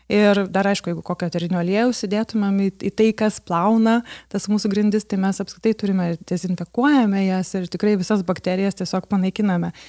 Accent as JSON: {"language": "Lithuanian", "country": "Lithuania"}